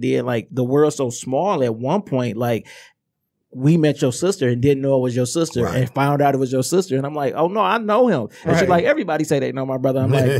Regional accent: Inkster, Michigan, United States

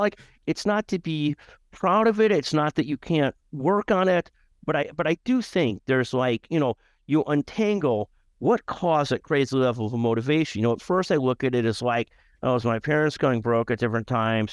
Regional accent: Skokie, Illinois, United States; grew up in a community called Skokie, Illinois

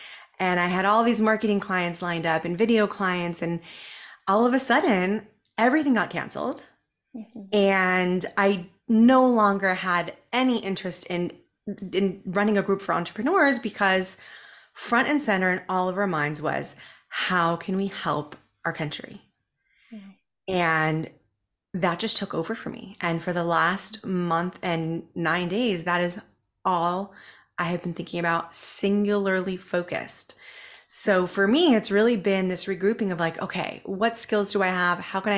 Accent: San Diego, California, United States; moved away as an adult; also born or lived in Israel; So I am originally from Southern California. I grew up in North County, San Diego, in a little beach town. And I was the only Jewish girl in my class.

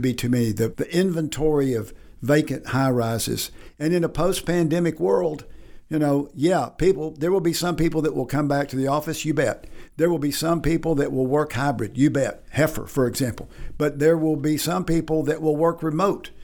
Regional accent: Batesville, Arkansas, United States; Batesville, my hometown

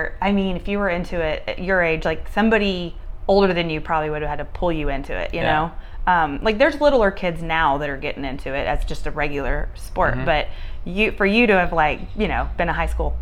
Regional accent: Texas, United States; I'm from Texas, born and raised

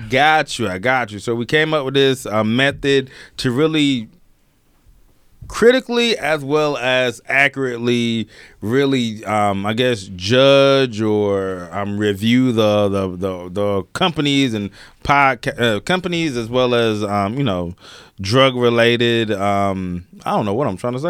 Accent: Alabama, United States; I'm from Alabama

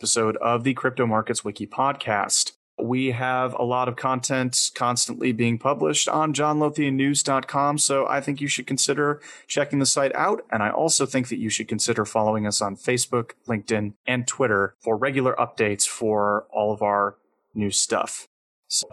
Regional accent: United States; I was born in the United States. I've been an American my entire life

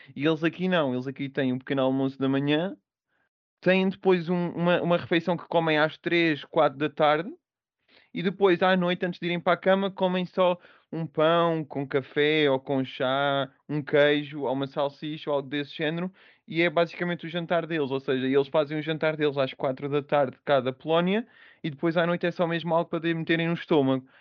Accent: Portugal; moved away as an adult; also born or lived in United Kingdom / Angola / Scotland; now in Poland; nós, tanto portugueses como brasileiros

